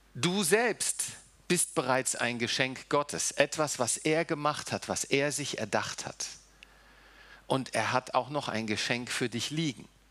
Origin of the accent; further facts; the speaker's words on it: The Hague, South Holland, Netherlands; also born or lived in Germany; now in Seeheim-Jugenheim, Germany; Nun bin ich nicht in Deutschland aufgewachsen. Wir sind mit vier Jahren nach äh, Holland gegangen. Ich habe äh, in Den Haag gewohnt, war auf einer holländischen Schule, habe auch holländisch gelernt, habe holländisches Abitur.